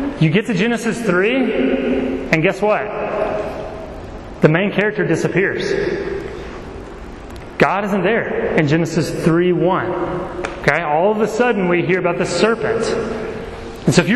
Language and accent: English; Laurel, Mississippi, United States; I grew up in Laurel, Mississippi